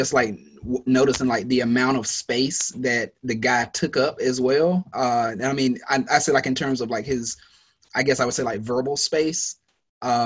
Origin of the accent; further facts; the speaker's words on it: United States; as Americans